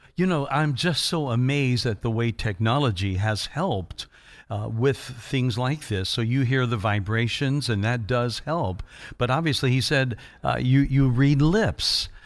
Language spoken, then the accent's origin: English; Indiana, United States; I was from Indiana.